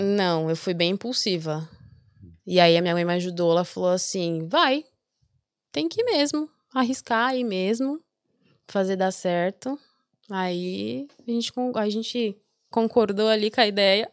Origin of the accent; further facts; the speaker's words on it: Brazil; moved away as an adult; Eu já saí do Brasil com a cabeça de que ia ficar